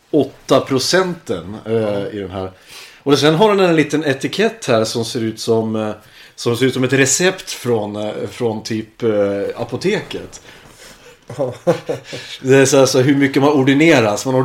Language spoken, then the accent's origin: Swedish; Hudiksvall, Gävleborg County, Sweden; born or raised there; also born or lived in Jämtland; now in Kungsbacka, Sweden